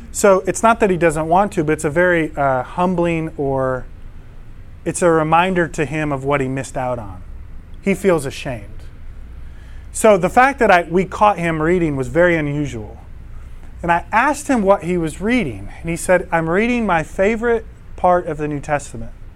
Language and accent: English; Eastpointe, Michigan, United States; moved away; also born or lived in Rochester Hills, Michigan; I grew up in East Detroit